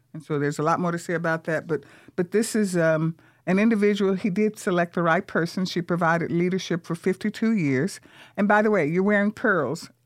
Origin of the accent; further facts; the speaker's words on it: Vicksburg, Mississippi, United States; now in San Antonio, United States; Vicksburg, Mississippi, from the segregated South where I grew up